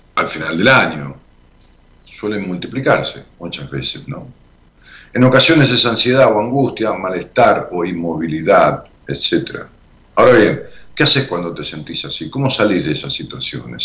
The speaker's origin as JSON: {"language": "Spanish", "town": "Ramos Mejía", "region": "Buenos Aires Province", "country": "Argentina", "tie": "born or raised there", "moved": "yes", "said": "cuando yo vivía en Ramos Mejía, y aún cuando voy allá a mi pueblo"}